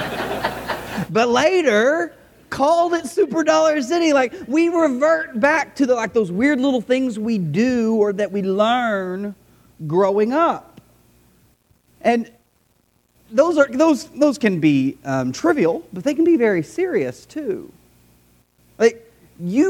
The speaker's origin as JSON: {"language": "English", "town": "De Queen", "region": "Arkansas", "country": "United States", "tie": "born or raised there", "moved": "as an adult", "said": "I grew up in DeQueen, Sevier County"}